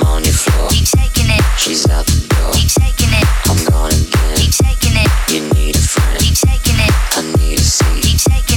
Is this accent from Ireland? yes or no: no; Southampton, South East England, United Kingdom; now in Australia; my hometown of Southampton